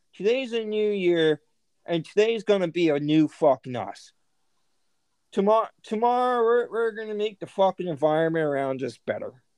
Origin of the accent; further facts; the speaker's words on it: United States; we're all American